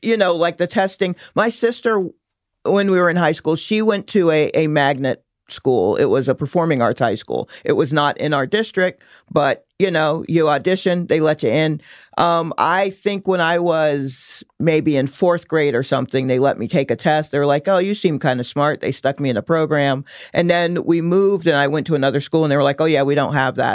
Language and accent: English; Stone Mountain, Georgia, United States; now in New York, United States; grew up in Atlanta to be, uh, to put a finer point on it, I grew up in Stone Mountain, Georgia